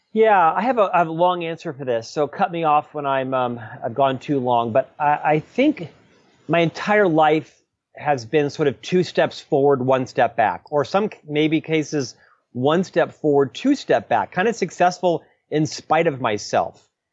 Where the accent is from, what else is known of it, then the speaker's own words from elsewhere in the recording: Central Florida, United States; moved away as an adult; also born or lived in Provo, Utah; now in Utah, United States; I was born and raised in Central Florida